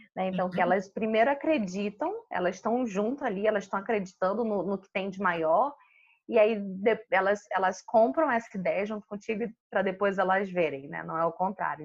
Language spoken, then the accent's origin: Portuguese; Manaus, Amazonas, Brazil; moved away as an adult; Eu sou de Manaus, eu sou manauara